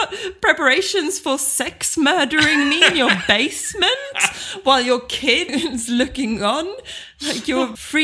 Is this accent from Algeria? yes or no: no; Sweden